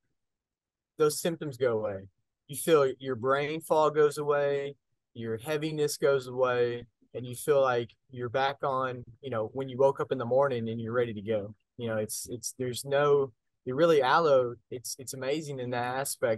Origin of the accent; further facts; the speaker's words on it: North Texas, United States; I grew up in North Texas and grew up on a farm